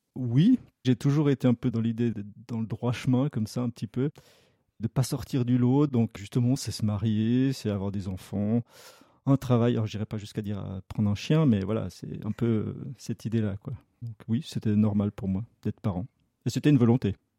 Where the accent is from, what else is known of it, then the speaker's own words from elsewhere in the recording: Lausanne region, Vaud, Switzerland; j'ai toujours vécu dans la région lausannoise